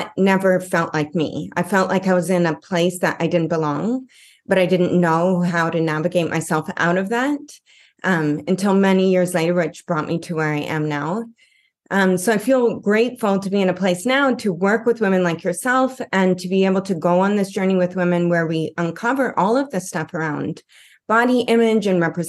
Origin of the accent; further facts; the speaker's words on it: Canada; moved away as an adult; now in Los Angeles, United States; I'm here in Los Angeles and I'm originally from Canada